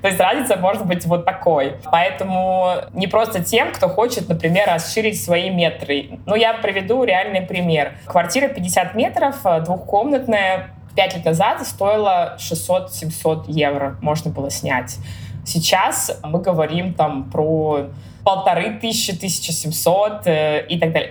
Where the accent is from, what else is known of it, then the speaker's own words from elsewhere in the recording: Kaliningrad, Kaliningrad Oblast, Russia; now in Berlin, Germany; я из Калининграда